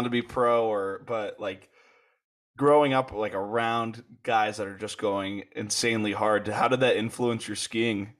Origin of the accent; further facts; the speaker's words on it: Connecticut, United States; the town I grew up in Connecticut